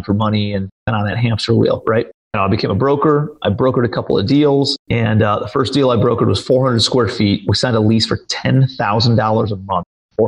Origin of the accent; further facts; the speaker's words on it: Cleveland, Ohio, United States; moved away as an adult; also born or lived in New York City; I'm from Cleveland, Ohio